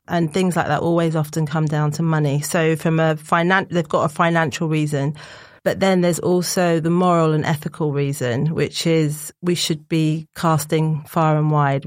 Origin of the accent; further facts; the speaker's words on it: Barbados; moved away as an adult; also born or lived in Essex; I'm from Barbados